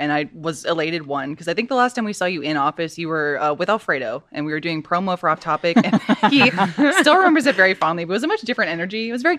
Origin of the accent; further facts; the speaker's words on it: Texas, United States; I'm from Texas